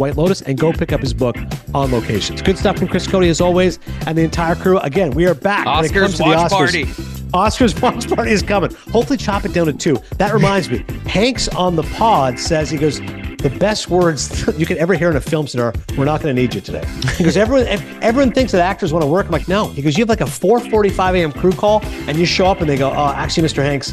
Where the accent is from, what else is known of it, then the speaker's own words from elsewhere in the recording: Canada; also born or lived in Connecticut, United States / New Jersey, United States; now in Ho-Ho-Kus, United States; I'm actually Canadian, but then I lived in Connecticut for years, and now I live in North Jersey.